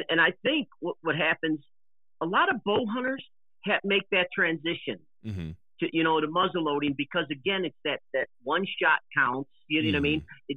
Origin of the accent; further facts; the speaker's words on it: Illinois, United States; we're originally from Illinois